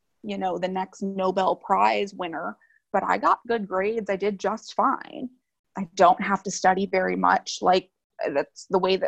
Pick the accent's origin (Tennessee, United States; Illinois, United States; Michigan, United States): Illinois, United States; Chicago suburbs; moved away as an adult; I'm from the Chicago suburbs